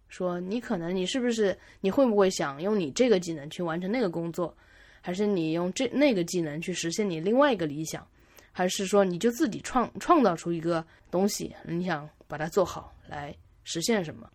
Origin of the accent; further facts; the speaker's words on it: Jiangsu, China; moved away as an adult; 我都，都在江苏省，从来没有出过省